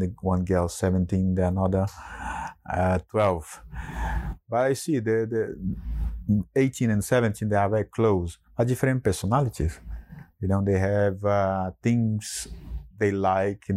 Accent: Brazil; moved away; growing up in Brazil

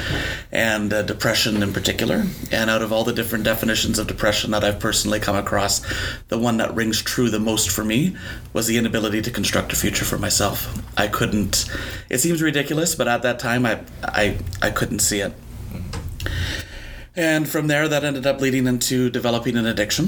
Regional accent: Wallaceburg, Ontario, Canada; also born or lived in Toronto; I grew up in Wallaceburg, which is a town here in Chatham, Kent

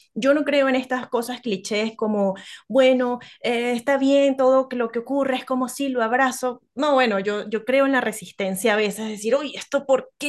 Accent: Venezuela; now in Chile; soy venezolana, las arepas, que es nuestro plato tradicional

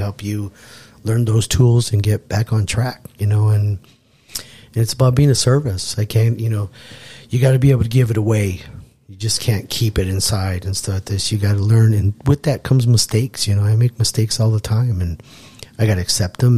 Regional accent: Tucson, Arizona, United States; moved away as an adult; now in Bakersfield, United States; Tucson, Arizona. Yeah, born and raised, sixth generation

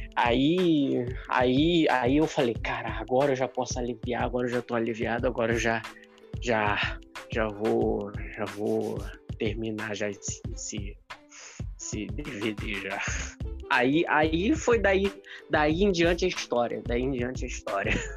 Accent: Rio de Janeiro, Brazil; Eu sou carioca

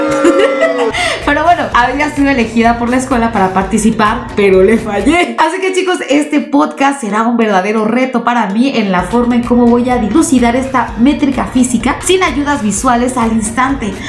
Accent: Mexico; nosotros mismos como mexicanos

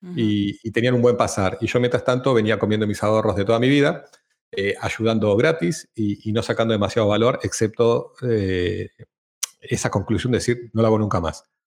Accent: Argentina; moved away as an adult; also born or lived in Amsterdam, Netherlands; now in Madrid, Spain; argentino, viviendo en Europa hace 10 años, empezando por Ámsterdam y ahora en Madrid

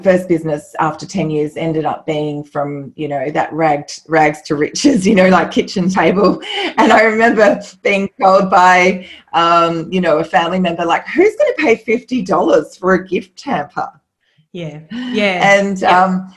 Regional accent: Australia; we're both Australian

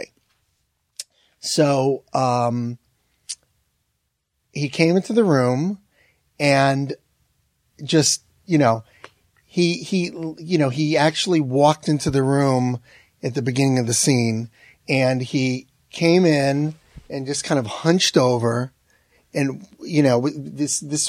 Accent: Manchester, Connecticut, United States; moved away; I'm from Manchester, Connecticut, and every time I go back to see my family

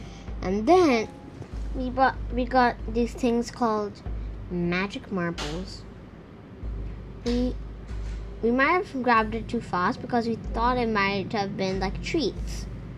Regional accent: India; also born or lived in Singapore; My home country is India, but then I moved to Singapore. And now I'm in Russia?

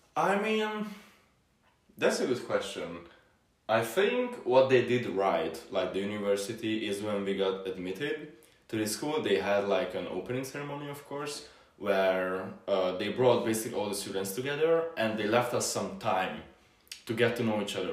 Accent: Kaposvár, Somogy, Hungary; first language Hungarian; English is a second language; moved away as an adult; also born or lived in Madrid, Spain; now in Wiener Neustadt, Austria; i was born in a city called kaposvar it's kind of to the south

